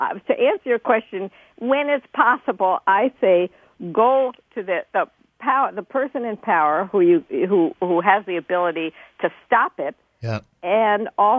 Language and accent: English; New York City, New York, United States; I grew up in New York City, and I went to a Harlem church in 1962